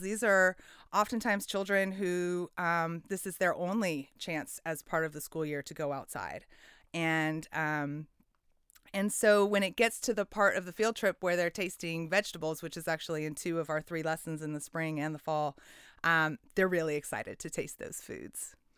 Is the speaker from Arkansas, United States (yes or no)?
no; Portland, Oregon, United States; I, I grew up in Southeast Portland